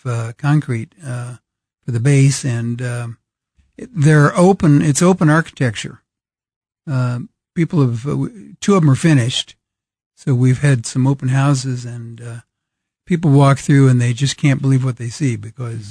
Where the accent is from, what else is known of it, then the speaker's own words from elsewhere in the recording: Kansas City, Missouri, United States; I grew up in Brookside